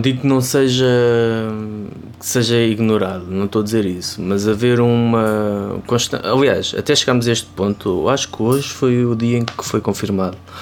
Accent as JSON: {"language": "Portuguese", "region": "Ribatejo", "country": "Portugal", "tie": "born or raised there", "said": "da minha terra, do Ribatejo"}